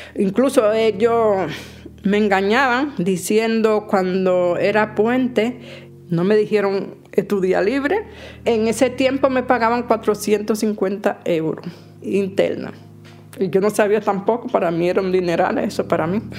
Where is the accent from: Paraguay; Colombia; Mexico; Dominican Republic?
Dominican Republic; moved away as an adult; also born or lived in Carabanchel, Madrid, Spain; now in Madrid, Spain; vengo de República Dominicana